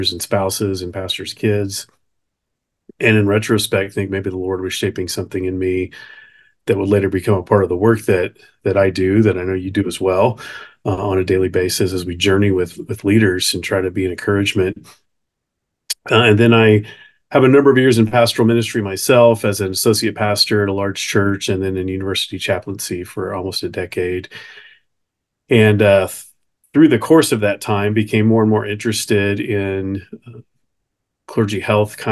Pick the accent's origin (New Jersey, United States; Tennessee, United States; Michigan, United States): Tennessee, United States; Nashville; I grew up in Nashville most of my formative years